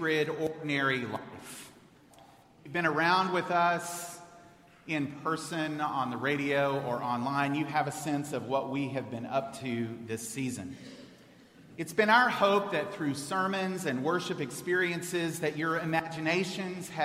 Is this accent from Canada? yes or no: no; Houston, Texas, United States; moved away as an adult; I'm a native of Houston.